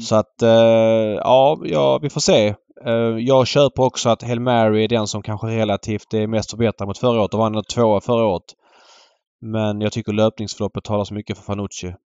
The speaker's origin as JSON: {"language": "Swedish", "region": "Skåne", "country": "Sweden", "tie": "born or raised there", "said": "mig som är född och uppvuxen i Skåne"}